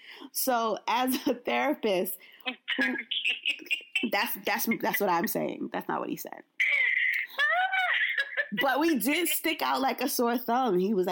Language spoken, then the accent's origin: English; Brooklyn, New York, United States; I was like, I'm from Brooklyn.